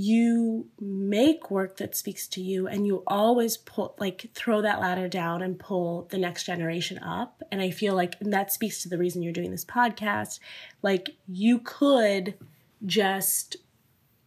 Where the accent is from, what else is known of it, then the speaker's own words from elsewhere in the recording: Northwest Indiana, United States; moved away as an adult; also born or lived in New York; my family's from India. I grew up in Indiana